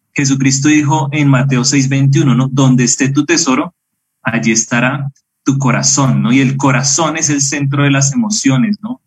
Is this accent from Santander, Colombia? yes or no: no; Bogotá, Colombia; moved away as an adult; now in Medellín, Colombia; crecí en Bogotá